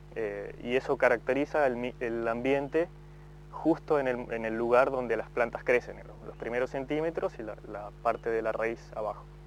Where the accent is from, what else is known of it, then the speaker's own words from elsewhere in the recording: Esquel, Chubut, Argentina; also born or lived in Australia; soy de Esquel